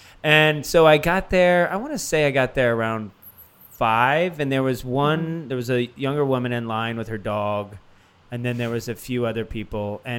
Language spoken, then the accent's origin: English; New York, United States; And I grew up in New York